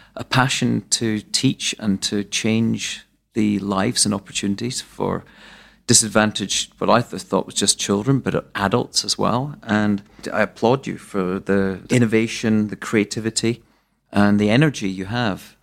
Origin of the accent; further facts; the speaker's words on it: Arbroath, Scotland, United Kingdom; up the road from where I was born in Arbroath.